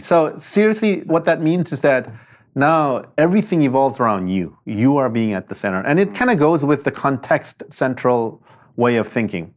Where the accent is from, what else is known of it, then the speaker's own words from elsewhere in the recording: South Korea; moved away; also born or lived in Palo Alto / Detroit / Berkeley; I'm from Korea